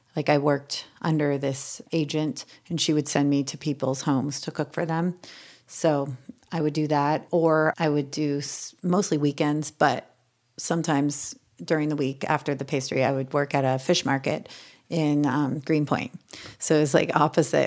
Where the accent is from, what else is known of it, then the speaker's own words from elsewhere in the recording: Ojai, California, United States; moved away as an adult; also born or lived in New York; growing up in Ojai, California